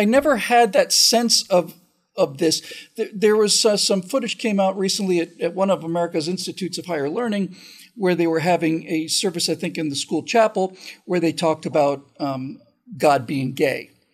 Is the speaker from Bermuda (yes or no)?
yes; Bermuda; I grew up in Bermuda